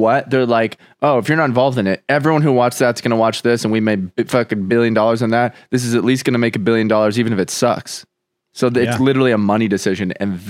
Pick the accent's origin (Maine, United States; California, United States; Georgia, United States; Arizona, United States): Arizona, United States; It's on a show called Homegrown. Because we're from Arizona, technically.